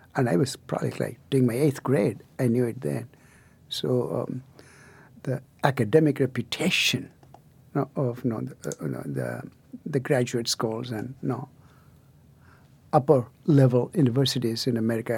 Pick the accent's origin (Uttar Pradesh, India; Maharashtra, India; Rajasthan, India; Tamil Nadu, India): Tamil Nadu, India; near Chennai; moved away; deep south of India, so-called the Aboriginal Southern India, um, in, uh, near Chennai